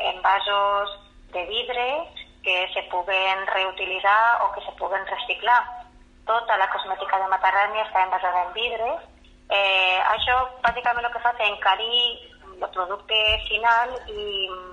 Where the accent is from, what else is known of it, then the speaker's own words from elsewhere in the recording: La Fresneda, Aragon, Spain; jo sóc filla de la Fresneda